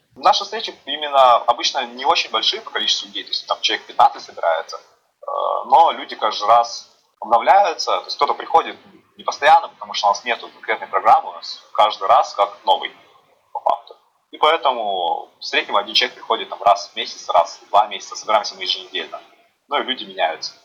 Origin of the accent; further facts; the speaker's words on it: Yuzhno-Sakhalinsk, Sakhalin Oblast, Russia; moved away as an adult; now in Moscow, Russia; Я сам с города Южно-Сахалинска, Сахалинской области